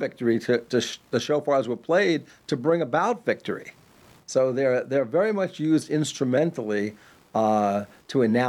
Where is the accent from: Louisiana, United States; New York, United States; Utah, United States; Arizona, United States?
New York, United States; Farmingdale; also born or lived in Brooklyn, New York; I was born in Brooklyn in 1952. And I was only lived there for, my parents lived there for 3 years and they moved out to Long Island. So I lived in a place called Farmingdale